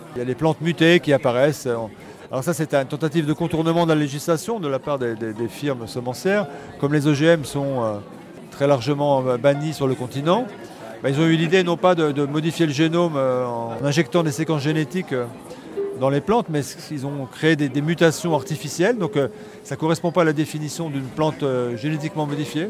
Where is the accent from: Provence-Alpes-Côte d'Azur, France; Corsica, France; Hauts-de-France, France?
Hauts-de-France, France; Picardy; chez moi en Picardie